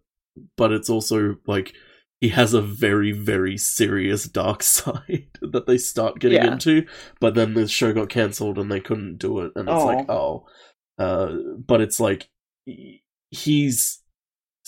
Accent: Australia; as an Australian

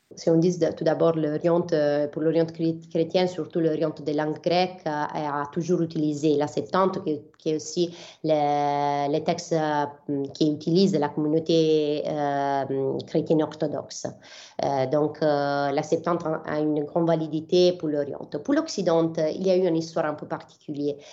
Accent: Bari, Apulia, Italy; French is a second language; moved away as an adult; also born or lived in Milan / Jerusalem; je suis partie d'Abari, qui c'est ma ville d'origine. Donc, euh, je viens de l'Épouille, du sud de l'Italie

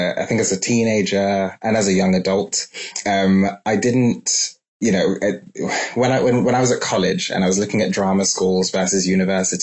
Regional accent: London, United Kingdom; growing up in London

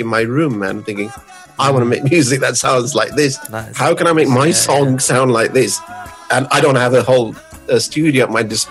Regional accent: Birmingham, West Midlands, United Kingdom; growing up in Birmingham, obviously growing up in a very sort of multicultural sort of area

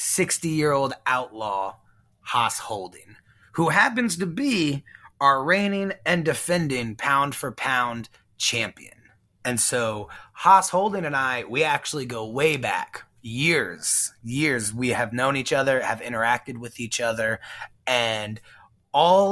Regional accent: San Antonio, Texas, United States; also born or lived in Houston, Texas; born in Houston and then raised in San Antonio

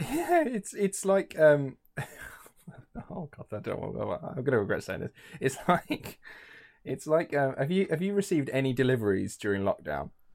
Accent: England, United Kingdom

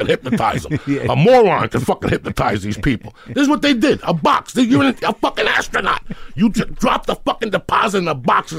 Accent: New York, United States; also born or lived in Colorado; that was a special thing about growing up in New York those days.

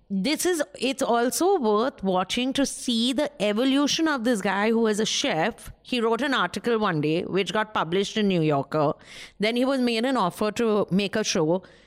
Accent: West Bengal, India; I'm from Bengal, a poor

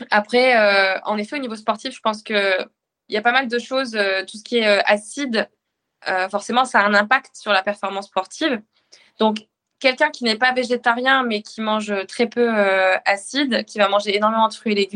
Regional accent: Normandy, France; comme on voit chez nous en Normandie, de la viande locale, des éleveurs locaux

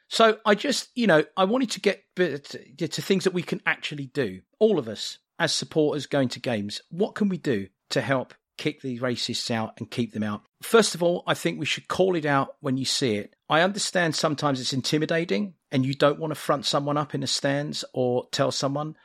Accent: England, United Kingdom; now in United States; being English and living abroad

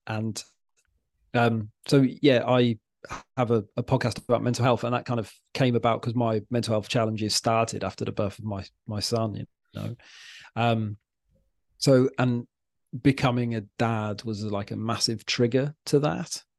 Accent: Wales, United Kingdom; now in Wallasey, United Kingdom; I'm from Wales originally

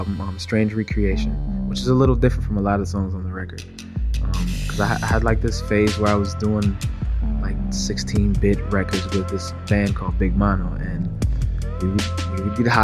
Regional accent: Miami, Florida, United States; me being a singer and growing up in Miami and being Jamaican

